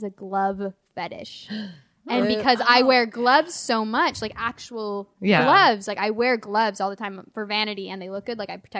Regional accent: Utah, United States; now in Houston, United States; I'm just from Utah.

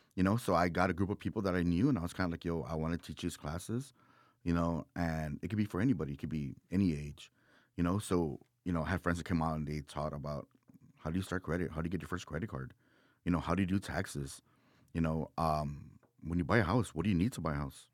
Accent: Texas, United States; I'm from Texas

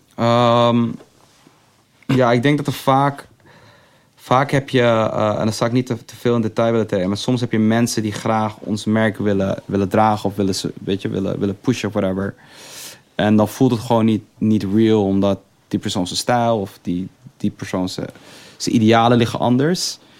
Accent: Amsterdam, North Holland, Netherlands; ik zeg dat ik uit Amsterdam kom

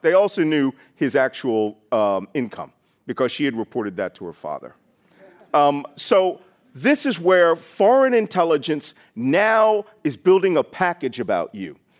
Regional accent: Philadelphia, Pennsylvania, United States; I was born in Philadelphia in a naval hospital

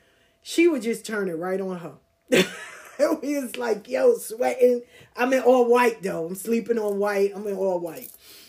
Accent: the South, United States; I said, because I'm from the South. I know what racism is.

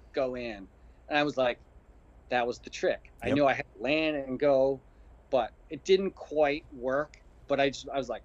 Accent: Cheektowaga, New York, United States; moved away as an adult; now in Austin, United States; my hometown of Cheektowaga, New York

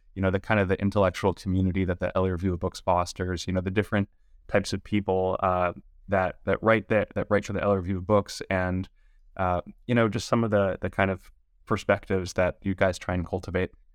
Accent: Los Angeles, California, United States; I was born and raised in Los Angeles

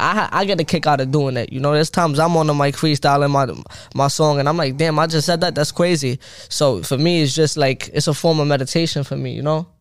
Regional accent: New York City, New York, United States; I'm from Brooklyn, Crown Heights

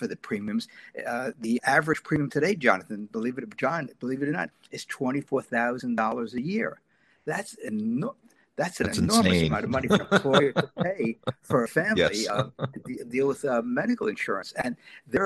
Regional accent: New York City, New York, United States; growing up in New York City back in the 1950s and 60s

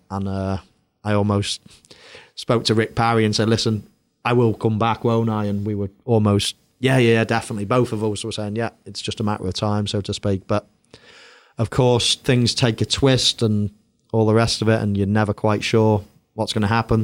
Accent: England, United Kingdom; moved away as an adult; also born or lived in Madrid

